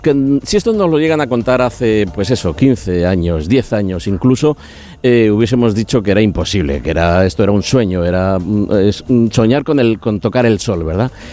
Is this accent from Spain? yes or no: yes; Catalonia, Spain; los que venimos de Cataluña